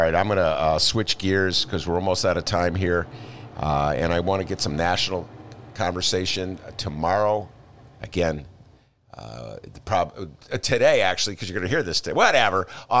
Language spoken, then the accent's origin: English; Evanston, Illinois, United States; because I'm from Evanston